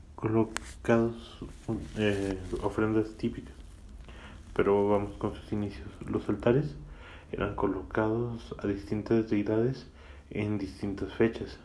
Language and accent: Spanish; Mexico; aquí en mi país natal, México.